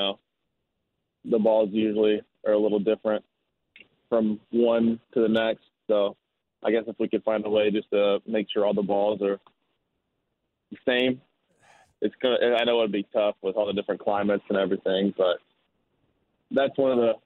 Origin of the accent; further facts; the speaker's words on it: Alabama, United States; Growing up in Alabama